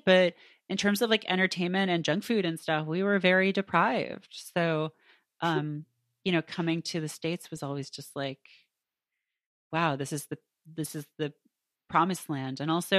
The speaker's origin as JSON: {"language": "English", "country": "Canada", "tie": "born or raised there", "said": "I grew up in Canada, and so I had a very limited access to it."}